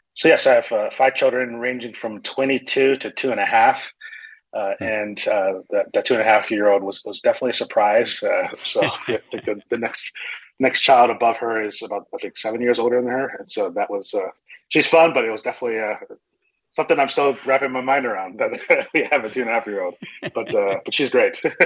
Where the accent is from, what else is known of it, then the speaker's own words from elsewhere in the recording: northern New Jersey, United States; moved away as an adult; also born or lived in Brooklyn, New York / Chicago area; now in Phoenix, United States; I was born in Brooklyn. I grew up in northern New Jersey